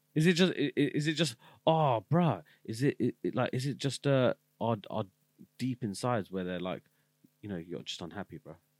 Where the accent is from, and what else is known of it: United Kingdom